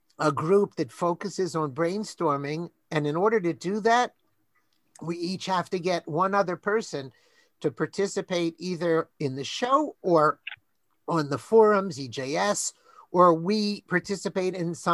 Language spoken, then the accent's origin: English; Baltimore, Maryland, United States; we're from Baltimore